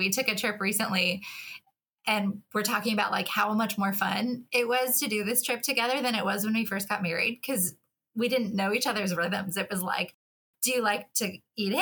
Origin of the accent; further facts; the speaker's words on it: Colorado, United States; moved away as an adult; also born or lived in Egypt; now in Atlanta, United States; I grew up out west in Colorado